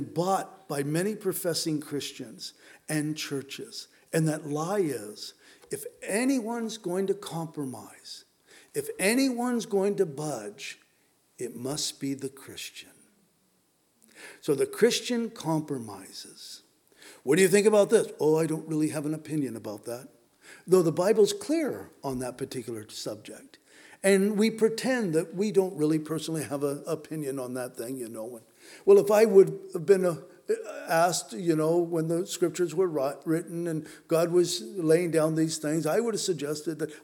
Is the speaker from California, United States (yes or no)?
yes; San Diego, California, United States; I was raised in San Diego